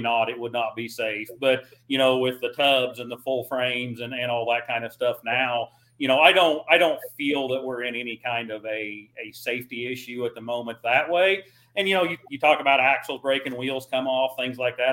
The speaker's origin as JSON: {"language": "English", "region": "Missouri", "country": "United States", "said": "I'm from Missouri"}